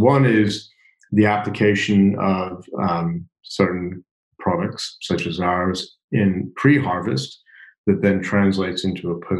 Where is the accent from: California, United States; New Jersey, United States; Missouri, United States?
Missouri, United States; Kansas City; Yeah, no, I grew up in Kansas City.